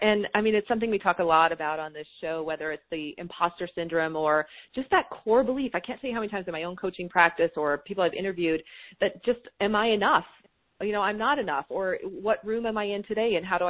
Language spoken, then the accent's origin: English; Kansas, United States; I'm from Kansas, and I don't know, you know, who am I to be a New York Times selling author?